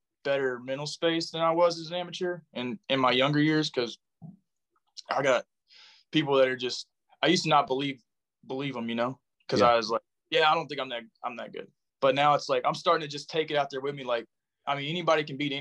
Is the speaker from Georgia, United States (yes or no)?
yes; Riverdale, Georgia, United States; moved away as an adult; also born or lived in Atlanta, Georgia / St. Louis / Los Angeles / San Antonio; now in Radcliff, Kentucky, United States; I grew up about 8 miles south of there in Riverdale, Georgia